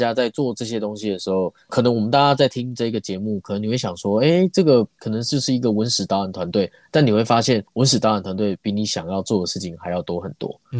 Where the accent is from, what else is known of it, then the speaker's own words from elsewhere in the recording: New Taipei, Taiwan; now in Taichung, Taiwan; 我自己本身不是台中人，我是新北人。